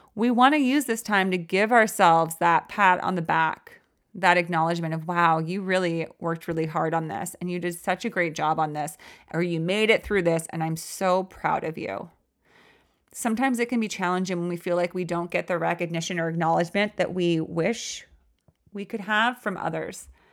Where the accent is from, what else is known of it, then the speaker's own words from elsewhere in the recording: California, United States; I grew up in California